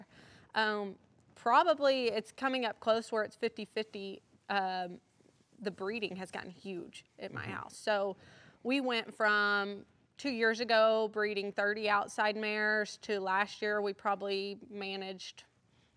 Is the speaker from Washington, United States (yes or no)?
no; Wichita Falls, Texas, United States; I was born in Wichita Falls, Texas